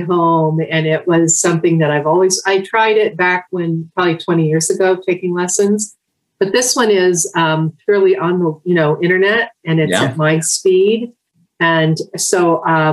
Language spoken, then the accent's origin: English; central Pennsylvania, United States; also born or lived in Pittsburgh, Pennsylvania; I was born out in the Pittsburgh area and then moved to central Pennsylvania. So I've been here most of my life.